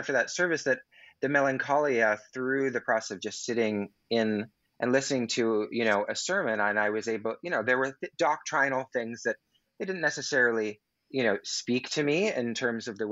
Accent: Pacific Northwest, United States; I'm from the Pacific Northwest

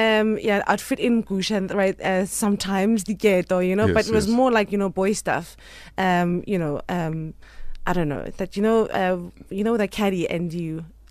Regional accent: Alexandra, Gauteng, South Africa; Growing up in Alex? Yes. You know what? I managed to spend as much time as I could in the streets.

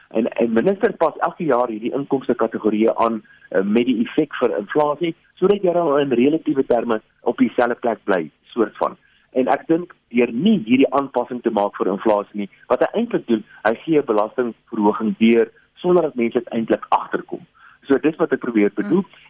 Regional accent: South Africa

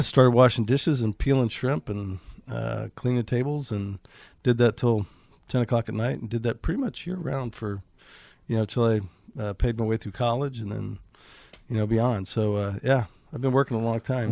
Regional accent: Bolivar Peninsula, Texas, United States; The last one there is called the Bolivar Peninsula. It's kind of an island, kind of a peninsula. And, um, population six hundred and, uh, we had a two-bedroom house on stilts

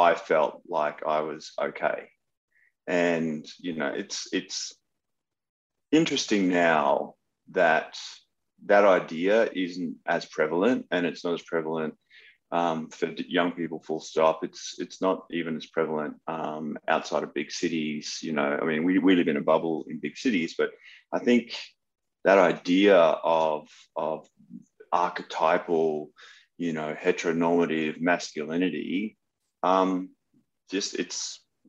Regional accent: Gladstone, Queensland, Australia; also born or lived in Rockhampton / Brisbane; now in Sydney, Australia; that's where I grew up

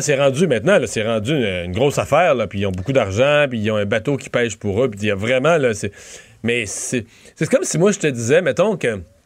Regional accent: Rivière-du-Loup, Quebec, Canada; dans mon coin de pays

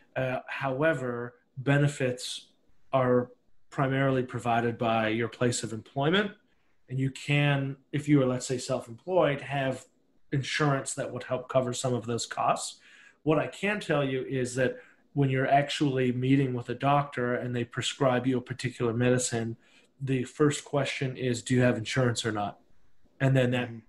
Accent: Canada; I'm Canadian

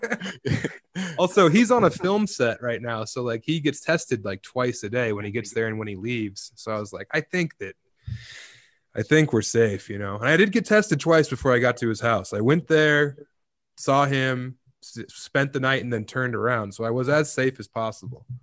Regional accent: Eastern Plains, Colorado, United States; moved away as an adult; also born or lived in Denver / Ithaca, New York / Las Vegas; I'm born and raised in Colorado, man. Uh, you know, on the Eastern Plains out there

